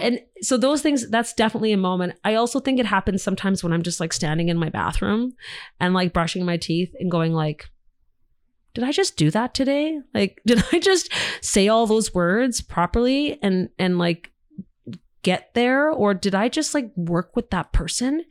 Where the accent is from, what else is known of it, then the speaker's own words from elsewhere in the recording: Canada; as Canadian actors